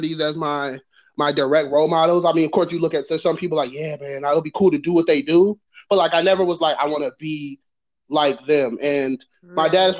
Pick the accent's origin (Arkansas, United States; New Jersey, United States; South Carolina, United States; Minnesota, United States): Minnesota, United States; that's where I was born